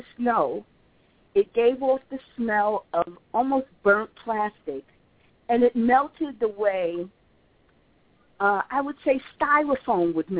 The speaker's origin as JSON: {"language": "English", "region": "New York", "country": "United States", "tie": "born or raised there", "moved": "yes", "lives_now": "Atlanta, United States", "said": "I grew up in New York where there's some serious snow that goes on there."}